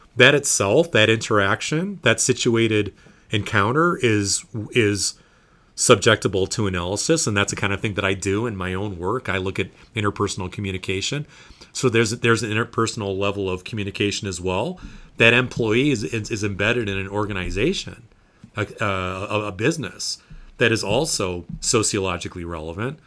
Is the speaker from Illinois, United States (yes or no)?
no; Indiana, United States; Indiana, my home state